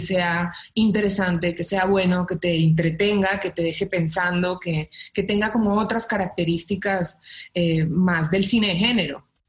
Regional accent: Colombia; now in Mexico; porque pues yo estoy en México, yo soy colombiana

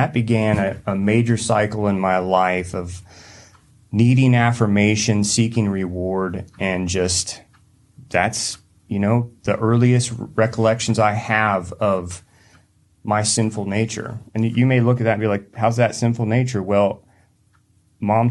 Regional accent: Hendersonville, North Carolina, United States; moved away; also born or lived in Lincoln; I grew up in Hendersonville, North Carolina, East Coast

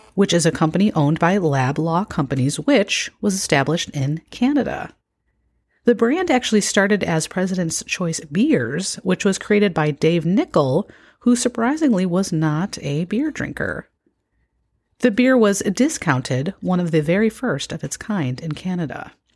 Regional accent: Illinois, United States; moved away; I have lived away from my home state of Illinois for a long time

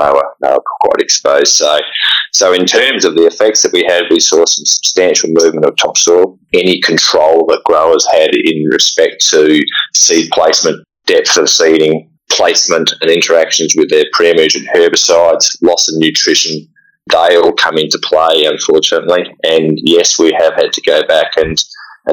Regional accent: South Australia, Australia; moved away as an adult; also born or lived in Victoria; now in Geraldton, Australia; I grew up in South Australia, started working in Victoria, and pretty soon saw the light and shifted over to WA

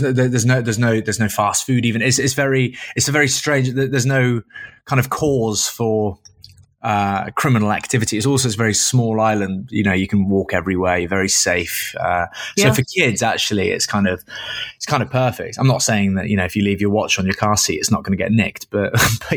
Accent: Caunton, East Midlands, United Kingdom; also born or lived in Grantham; My first childhood memories of home were in a very small town that no one will have heard of, called Caunton. I was born in Grantham

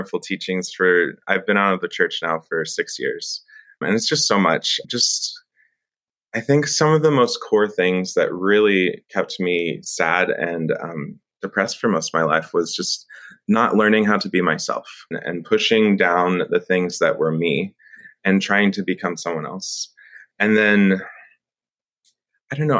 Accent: Friendswood, Texas, United States; now in Austin, United States; I was raised in Friendswood, Texas, which is right outside of Houston

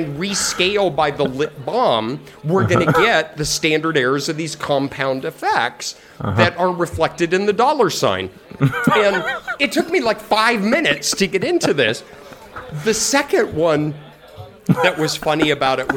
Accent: Colorado, United States; I'm from Colorado

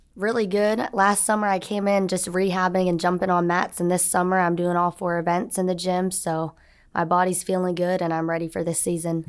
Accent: Orlando, Florida, United States; moved away as an adult; now in Auburn, United States; I'm from Orlando, Florida, so I wanted to be close to home

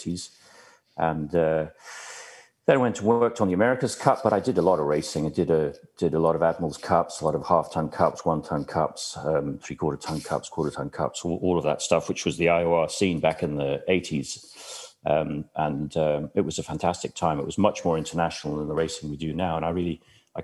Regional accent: Dublin, Leinster, Ireland; moved away; I grew up in Dublin in the 60s

